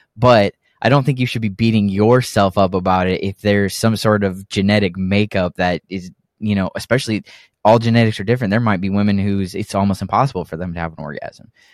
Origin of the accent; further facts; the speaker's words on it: Texas, United States; also born or lived in Oregon; the rest has been in Texas